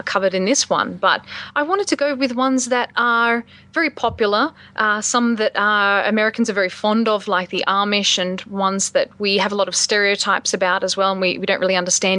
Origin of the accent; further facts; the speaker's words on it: Australia; now in United States; my experiences as an Australian living in the States